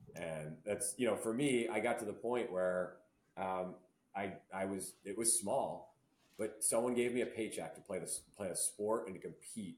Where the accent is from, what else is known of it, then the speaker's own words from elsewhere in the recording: Barrington, Rhode Island, United States; I grew up in Rhode Island